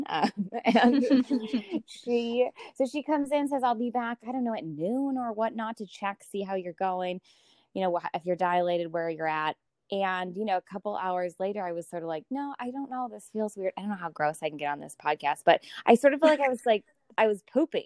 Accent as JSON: {"language": "English", "region": "Minnesota", "country": "United States", "tie": "born or raised there", "moved": "yes", "lives_now": "Lake Forest, United States", "said": "I have a husband, Alex, who I grew up with in Minnesota"}